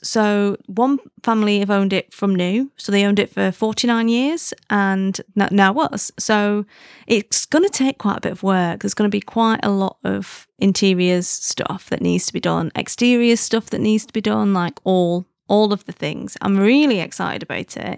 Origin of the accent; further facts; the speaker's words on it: United Kingdom; being British